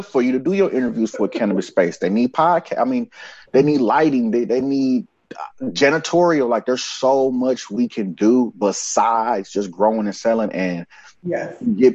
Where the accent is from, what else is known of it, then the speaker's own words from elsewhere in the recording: Oakland, California, United States; moved away; I come from Oakland, where we don't stare at people or look at people